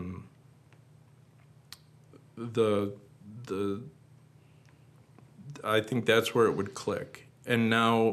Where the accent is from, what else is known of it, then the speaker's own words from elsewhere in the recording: Wisconsin Rapids, Wisconsin, United States; moved away; I'm from Rapids. And I hope to come back there soon to move